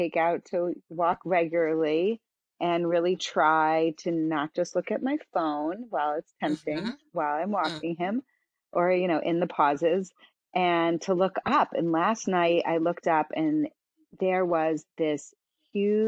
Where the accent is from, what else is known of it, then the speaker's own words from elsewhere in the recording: Philadelphia, Pennsylvania, United States; now in Sarasota, United States; I'm in Sarasota, Florida at the moment, although I'm from Philadelphia